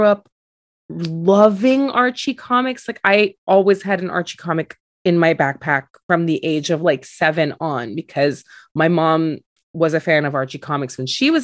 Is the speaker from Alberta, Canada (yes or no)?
no; Montreal, Quebec, Canada; I grew up in Montreal